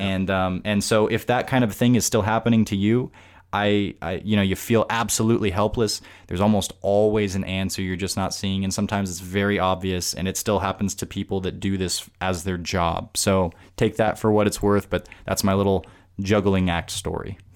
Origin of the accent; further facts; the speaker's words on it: Tucson, Arizona, United States; here in my hometown, Tucson